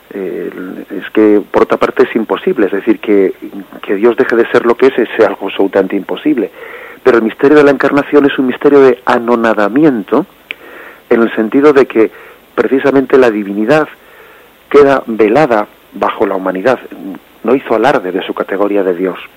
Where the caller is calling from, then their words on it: Madrid, Community of Madrid, Spain; de Madrid.